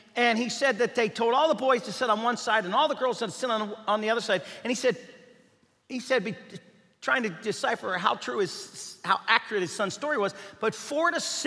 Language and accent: English; Bellevue, Kentucky, United States; moved away; I was born and raised in Bellevue, Kentucky.